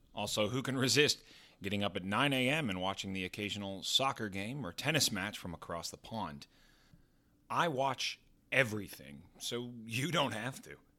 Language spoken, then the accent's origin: English; Texas, United States; now in New York City, United States; Growing up in Texas, of course, I'm a huge football guy, but now I live in one of the greatest sports cities in the world, New York.